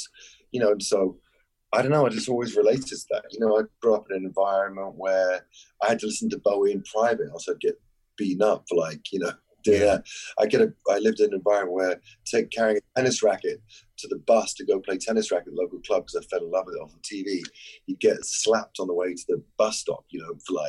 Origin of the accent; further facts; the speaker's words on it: London, United Kingdom; I grew up in North London